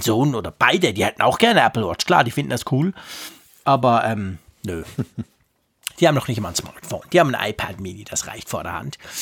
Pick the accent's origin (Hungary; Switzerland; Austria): Switzerland; Bei uns in der Schweiz